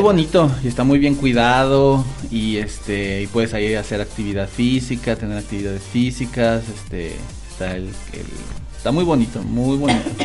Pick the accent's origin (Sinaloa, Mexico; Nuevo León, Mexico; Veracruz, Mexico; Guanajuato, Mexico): Guanajuato, Mexico; en Guanajuato tenemos una zona